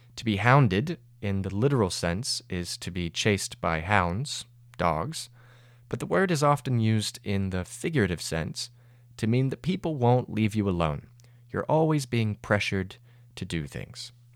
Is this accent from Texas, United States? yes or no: no; Georgia, United States; my home state, Georgia